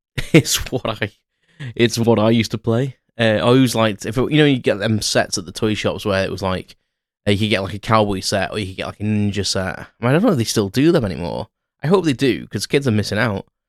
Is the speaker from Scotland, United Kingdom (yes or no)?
no; Crewe, North West England, United Kingdom; I walked around Crewe, uh, my hometown